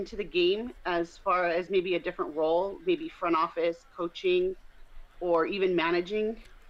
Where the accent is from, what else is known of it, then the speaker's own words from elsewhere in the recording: Lakewood, California, United States; I'm from Lakewood, California.